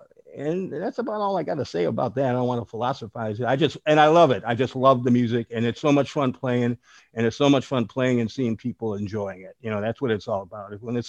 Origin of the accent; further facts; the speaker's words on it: Chicago, Illinois, United States; moved away; I'm originally from Chicago. I just turned 70 years old the other day. So I grew up in Chicago in the late, you know, where I could realize what's going on in the late 50s and 60s.